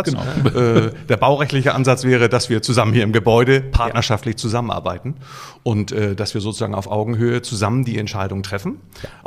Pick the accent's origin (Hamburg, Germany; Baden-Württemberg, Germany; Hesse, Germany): Hamburg, Germany; das ist in als Hamburger ist Vorname und äh, Sie eine Dienstbotenanrede.